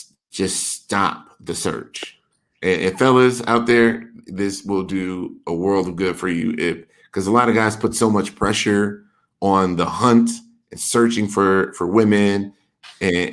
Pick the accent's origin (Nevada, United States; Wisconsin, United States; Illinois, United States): Wisconsin, United States; moved away; I'm from Wisconsin originally